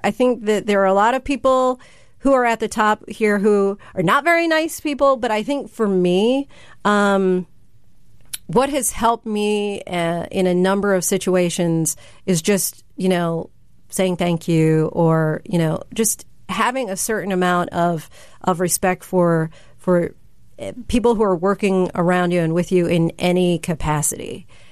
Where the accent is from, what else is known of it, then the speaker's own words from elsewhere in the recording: New Jersey, United States; also born or lived in Virginia; I grew up in New Jersey with uh, mom, dad, and older sister